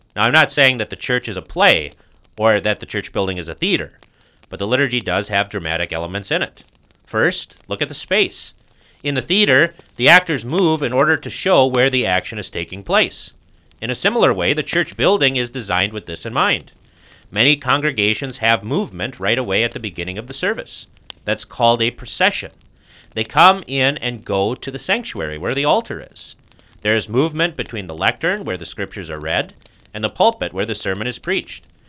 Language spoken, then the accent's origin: English; United States; being an American